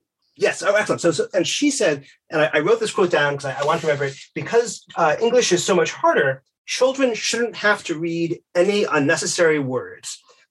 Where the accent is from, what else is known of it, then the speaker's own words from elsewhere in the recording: United States; accent: American; moved away as an adult; now in London, United Kingdom; so I live in London. You can tell from my accents, I'm American, but my kids were born here, they grew up here.